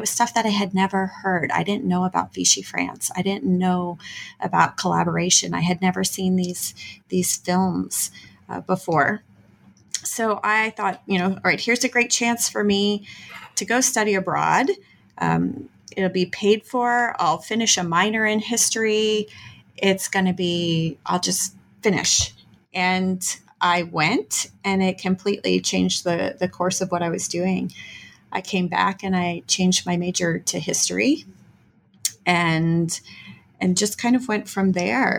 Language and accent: English; Texas, United States; moved away as an adult; now in Missouri, United States; I'm originally from Texas